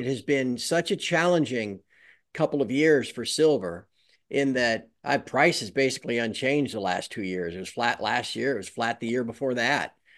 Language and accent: English; United States; I'm American